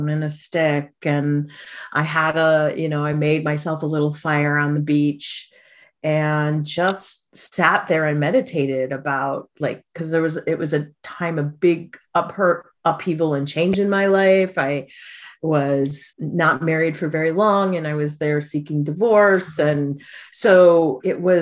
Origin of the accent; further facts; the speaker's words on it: Midwest, United States; moved away as an adult; also born or lived in Oahu, Hawaii; now in Pacific Northwest, United States; growing up in the Midwest and then moving to a tropical isle